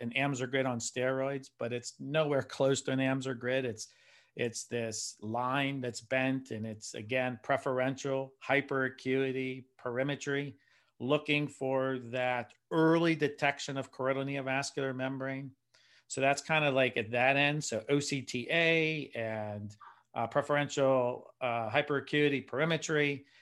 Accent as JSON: {"language": "English", "region": "Pennsylvania", "country": "United States", "said": "I'm a guy from Pennsylvania, so I'm not by salt water."}